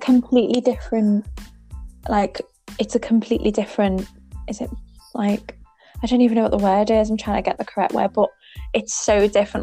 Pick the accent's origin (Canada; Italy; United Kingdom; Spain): United Kingdom; England; I'm your English nanny